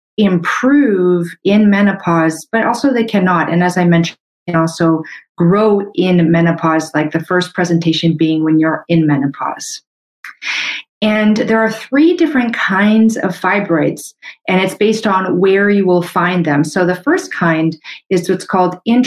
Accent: Canada; I'm a Canadian medical doctor

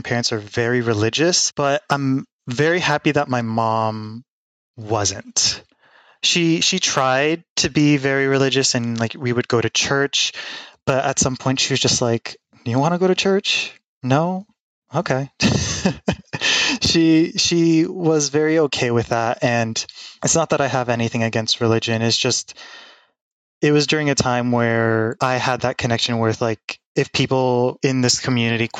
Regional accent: Jersey City, New Jersey, United States; Born and raised in Jersey City

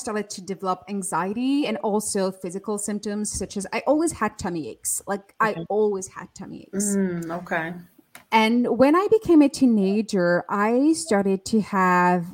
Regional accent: France; I was born and raised in France

